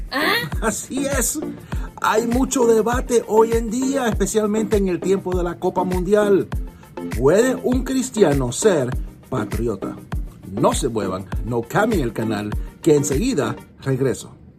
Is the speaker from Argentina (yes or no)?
no; United States; yo nací en este país de Estados Unidos. Yo soy norteamericano de nacimiento. Mis padres son cubanos.